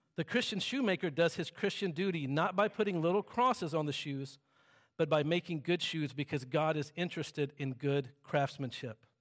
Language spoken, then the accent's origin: English; the South, United States; I'm from the South and everything there is, like, silent and still